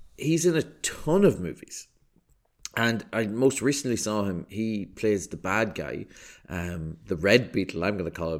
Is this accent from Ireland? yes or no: yes; Ireland; an Irish person